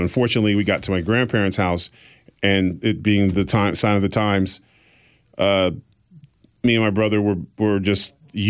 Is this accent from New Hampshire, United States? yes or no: yes; Exeter, New Hampshire, United States; born there; And so they moved them to New Hampshire. And I was born in Exeter, New Hampshire